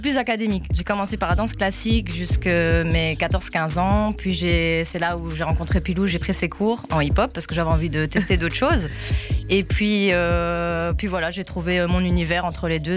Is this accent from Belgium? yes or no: yes; La Louvière, Wallonia, Belgium; j'ai 26 ans, euh, la Louvière aussi